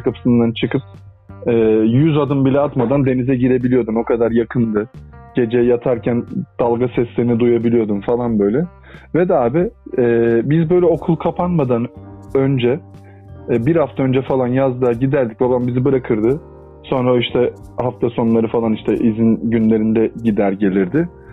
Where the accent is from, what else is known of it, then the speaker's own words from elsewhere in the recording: Turkey; also born or lived in Adana / Mersin; ben işte Adana'da ve Mersin'de büyüdüm. Çocukluğum e, oralarda geçti